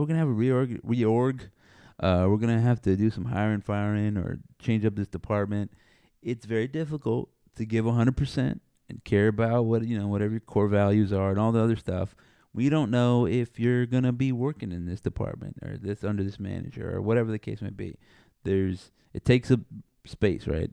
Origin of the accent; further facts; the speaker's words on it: South Texas, United States; I'm from Texas. I'm from South Texas.